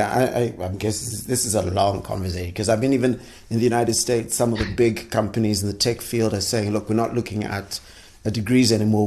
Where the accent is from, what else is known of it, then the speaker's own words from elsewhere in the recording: Zimbabwe; I'm from Zimbabwe